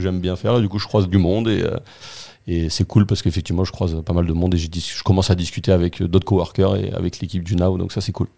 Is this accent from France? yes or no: yes; southern France, France; also born or lived in Béthune; now in Marseille, France; je suis arrivé dans le sud, j'avais 6 ans